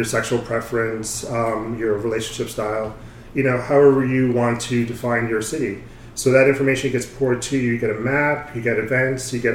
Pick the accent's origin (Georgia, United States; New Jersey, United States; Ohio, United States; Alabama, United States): New Jersey, United States; moved away as an adult; also born or lived in California; now in New York, United States; I was born in New York, grew up mostly in New Jersey